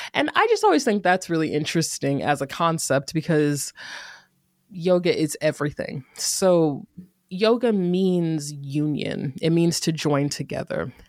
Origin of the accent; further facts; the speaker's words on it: Greensboro, North Carolina, United States; moved away as an adult; also born or lived in Durham, North Carolina; now in Oakland area, California, United States; I grew up in Greensboro, North Carolina, and I spent the last decade ab, in Durham, North Carolina